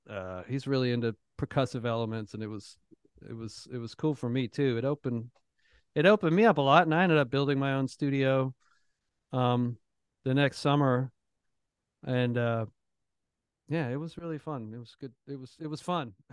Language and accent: English; Toronto, Ontario, Canada; now in Nashville, United States; I grew up in Toronto